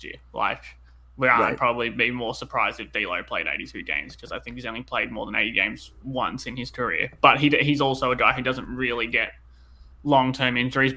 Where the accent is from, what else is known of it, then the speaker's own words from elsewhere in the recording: Australia; accent: Australian; I'm obviously in Australia, as you know, the listeners can tell from my accent